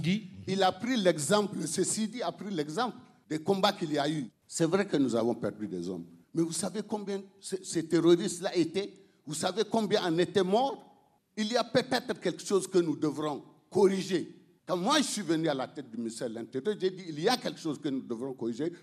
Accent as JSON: {"language": "French", "country": "Niger", "said": "il est question de notre pays. Il est question du Niger"}